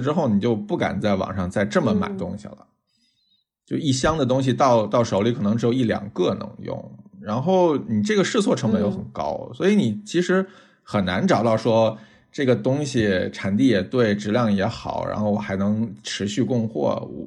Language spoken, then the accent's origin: Chinese; Tianjin, China; 我是天津人